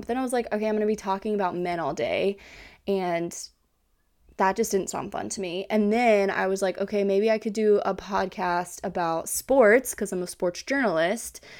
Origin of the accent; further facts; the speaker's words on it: Kansas, United States; moved away as an adult; now in Hawaii, United States; I am from Kansas originally